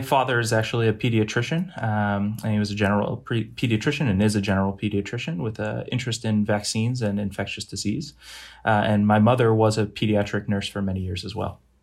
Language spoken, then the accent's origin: English; Boston, Massachusetts, United States; also born or lived in Brunswick, Maine; I'm originally from the Boston area, uh, and have lived primarily in New England, uh, my entire life